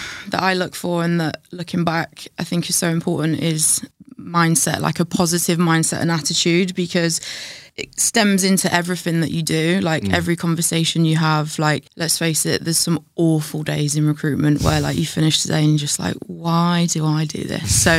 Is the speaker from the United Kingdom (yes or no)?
yes; Scunthorpe, Yorkshire and the Humber, United Kingdom; now in London, United Kingdom; A place called Scunthorpe in North Lincolnshire.